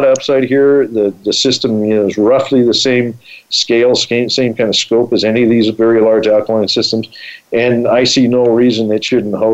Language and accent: English; Colorado, United States; I grew up in Colorado